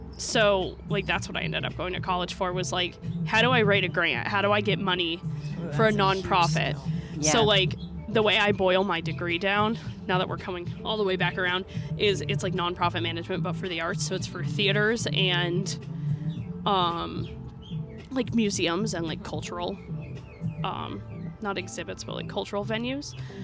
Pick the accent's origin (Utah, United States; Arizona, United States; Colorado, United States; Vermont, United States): Vermont, United States; There's an opera house in my hometown. Mm-hmm. It's technically a city. It's like the smallest city in Vermont.